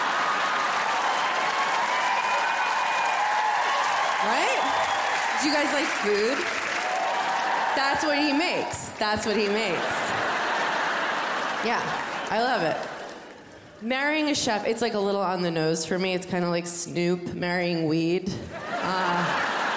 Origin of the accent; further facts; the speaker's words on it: New York, United States; I'm from New York